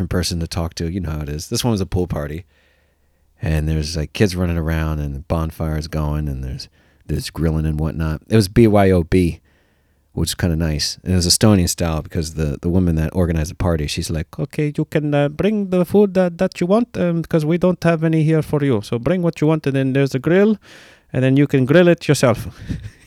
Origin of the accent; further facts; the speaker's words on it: United States; as an American